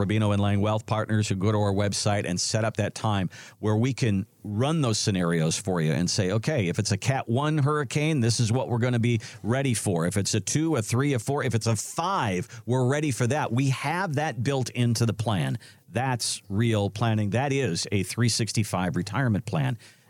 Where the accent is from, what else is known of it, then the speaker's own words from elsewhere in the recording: Midwest, United States; You know, I'm from the Midwest, and I'm more used to tornadoes as far as storms are concerned.